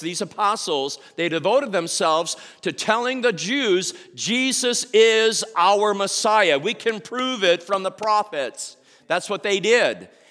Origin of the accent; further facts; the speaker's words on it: Indianapolis, Indiana, United States; Indianapolis. And, uh, our city is grieving